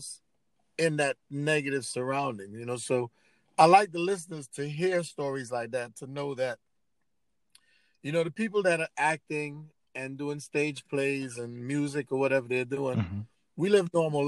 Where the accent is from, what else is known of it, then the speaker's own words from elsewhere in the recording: New York City, New York, United States; also born or lived in the Caribbean; I came from the Caribbean and grew up in between Bedford-Stuyvesant, Brooklyn, and East Flatbush